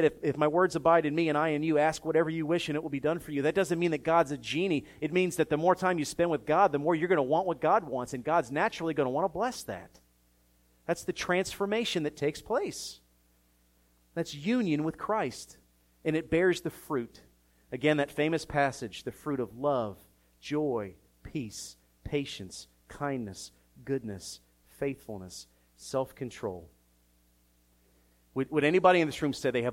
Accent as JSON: {"language": "English", "town": "Philadelphia", "region": "Pennsylvania", "country": "United States", "tie": "born or raised there", "said": "growing up in Philadelphia."}